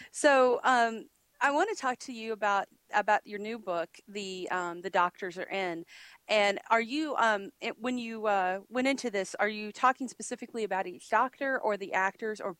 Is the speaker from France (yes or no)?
no; Australia; I'm from Australia.